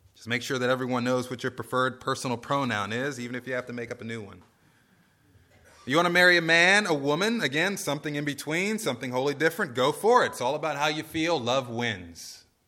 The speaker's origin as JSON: {"language": "English", "country": "United States", "said": "as American Christians"}